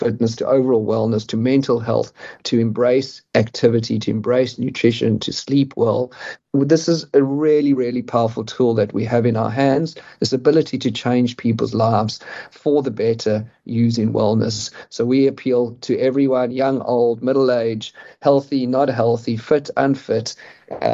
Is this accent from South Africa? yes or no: yes; South Africa; I'm a South African